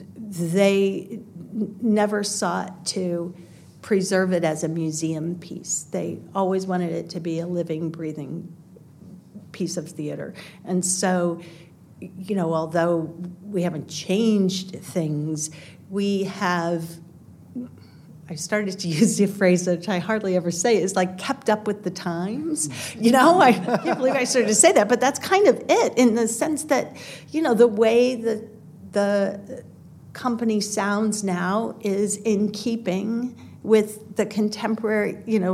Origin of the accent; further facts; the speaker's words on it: Midwest, United States; I'm from the Midwest and we didn't get to the theater a lot